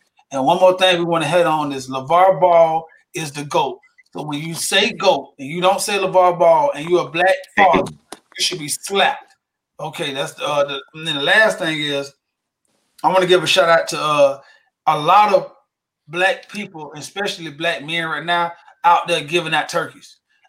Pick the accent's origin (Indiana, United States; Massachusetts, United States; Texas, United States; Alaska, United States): Massachusetts, United States; Revere; And because I'm proud, because I'm from Revere.